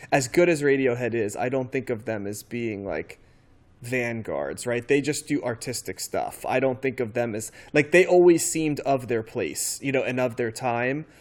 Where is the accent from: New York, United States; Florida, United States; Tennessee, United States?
New York, United States; outside of; I grew up outside of New York and, um, I kind of came of age in New York